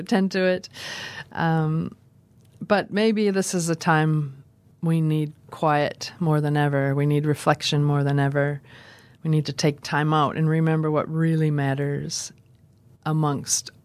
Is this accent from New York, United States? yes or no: no; Minnesota, United States; now in Dunedin, New Zealand; I'm originally from Minnesota, where the days are becoming darker and things are getting very cold